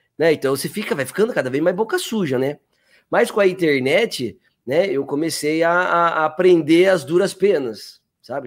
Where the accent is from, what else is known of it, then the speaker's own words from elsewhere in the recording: Sorocaba, São Paulo, Brazil; accent: interior; also born or lived in Campinas; eu sou de Campinas, morei até os oito anos, depois eu fui para Sorocaba